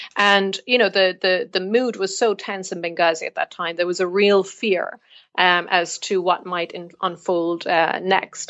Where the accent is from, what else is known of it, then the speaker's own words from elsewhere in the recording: Ireland; moved away as an adult; also born or lived in Belfast; growing up in the Republic